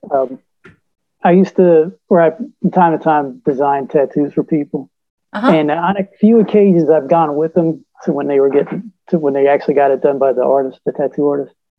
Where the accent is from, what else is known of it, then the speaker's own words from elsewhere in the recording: Virginia Beach, Virginia, United States; I was from Virginia Beach